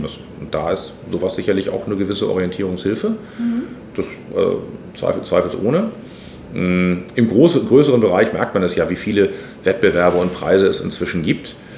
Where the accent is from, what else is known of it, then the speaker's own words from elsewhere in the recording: Hamburg, Germany; ich bin hier aufgewachsen äh, im Stadtteil, aber Harburg ist Hamburg